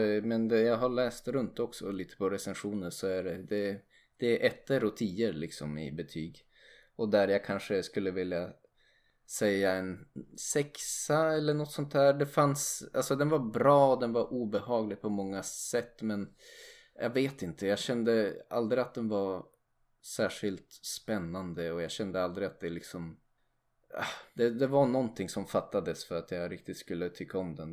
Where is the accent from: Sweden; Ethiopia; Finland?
Sweden; lätt att nitpicka som svensk